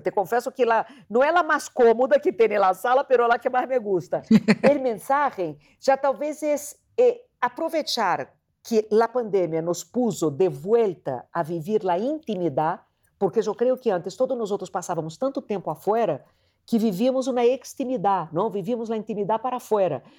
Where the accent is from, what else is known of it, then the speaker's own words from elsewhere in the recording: Rio de Janeiro, Brazil; moved away; eu sou de Rio de Janeiro